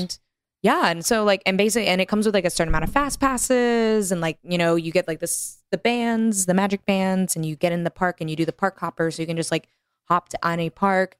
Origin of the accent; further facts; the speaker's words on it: Texas, United States; growing up in Texas